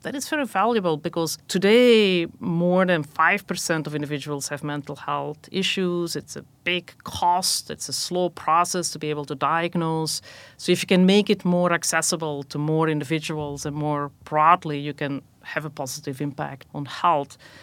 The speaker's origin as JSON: {"language": "English", "country": "Belgium", "tie": "born or raised there", "also_born_or_lived": "Rochester, New York, United States", "moved": "as an adult", "lives_now": "United States", "said": "I was actually born and raised in Belgium, came to the U S for graduate school"}